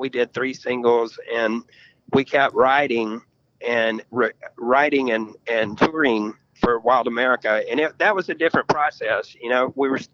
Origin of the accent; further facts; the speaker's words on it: Memphis, Tennessee, United States; We grew up in Memphis. We got signed out of Memphis.